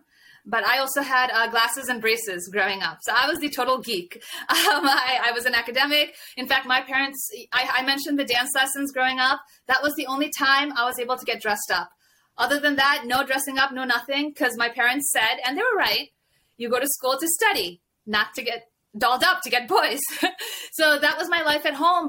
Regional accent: New Jersey, United States; I was born and raised in New Jersey, as you mentioned, two parents from India

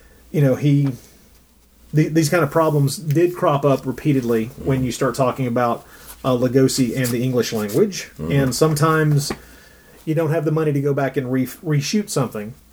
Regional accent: Tennessee, United States; we're both from Tennessee, that we're both Southerners

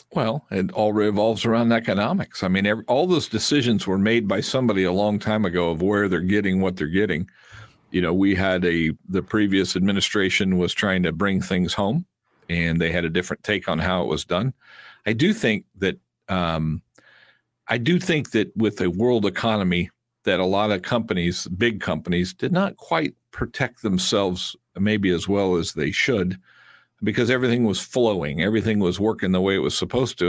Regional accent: United States; I'm American, and I'm proud to be an American

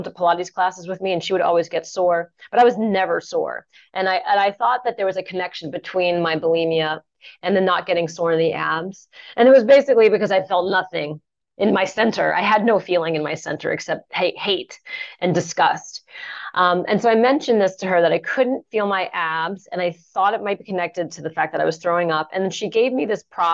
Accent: Santa Fe, New Mexico, United States; I grew up in Santa Fe, New Mexico, off the grid in a solar home

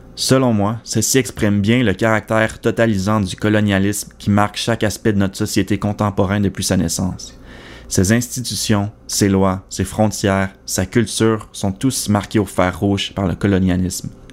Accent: Quebec, Canada

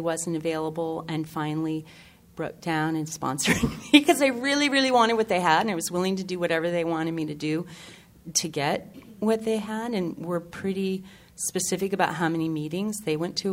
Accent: Maine, United States; I'm from Maine

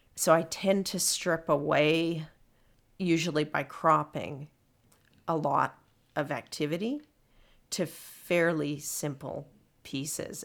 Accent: Winnipeg, Manitoba, Canada; I'm from Winnipeg

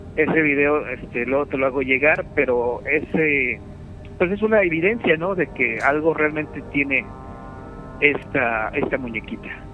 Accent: Mexico; como buen mexicano que soy

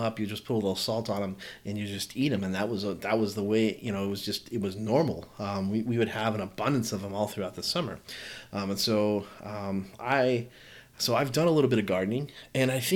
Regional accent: the South, United States; I'm from the South

